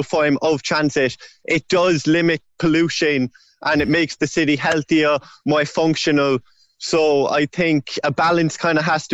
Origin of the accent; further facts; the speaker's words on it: Ballincollig, Munster, Ireland; I'm from Ballincollig myself